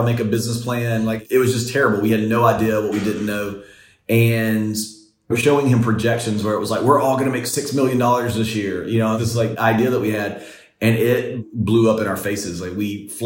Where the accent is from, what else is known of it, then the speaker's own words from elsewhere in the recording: the rural South, United States; I grew up in the South and I grew up in the rural South